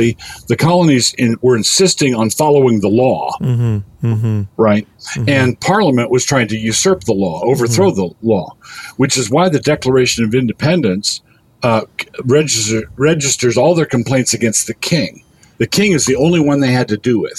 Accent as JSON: {"language": "English", "country": "United States", "said": "I'm pretty American, right? I'm my mom was Canadian"}